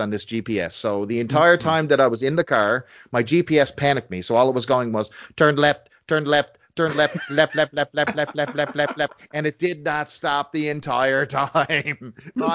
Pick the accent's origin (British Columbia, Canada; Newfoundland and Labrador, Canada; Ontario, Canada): Newfoundland and Labrador, Canada; I'm from Newfoundland.